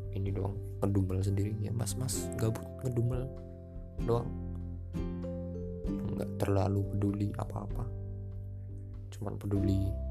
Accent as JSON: {"language": "Indonesian", "town": "Surakarta", "region": "Central Java", "country": "Indonesia", "said": "ya walaupun ini udah PPKM level 3 ya aku orang Solo."}